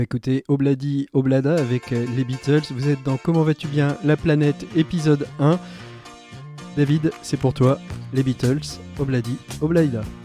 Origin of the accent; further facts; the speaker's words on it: France; chez nous en France, confinés